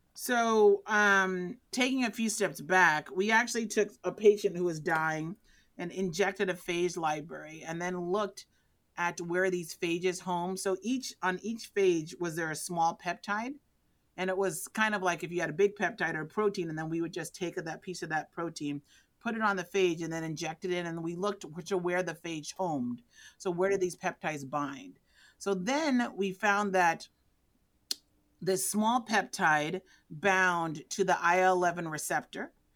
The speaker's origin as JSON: {"language": "English", "town": "New York City", "region": "New York", "country": "United States", "tie": "born or raised there", "moved": "as an adult", "lives_now": "Texas, United States", "said": "I grew up in the Bronx"}